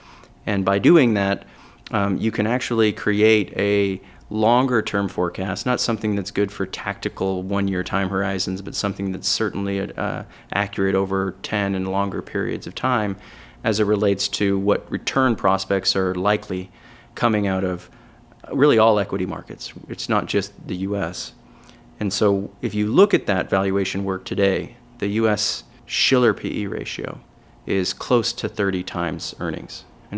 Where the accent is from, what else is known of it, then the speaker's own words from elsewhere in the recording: California, United States; Yeah, so just quickly on me, I'm from California.